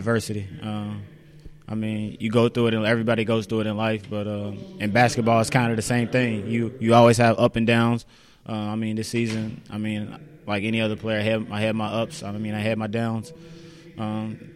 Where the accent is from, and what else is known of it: Shelbyville, United States; born or raised there; moved away as an adult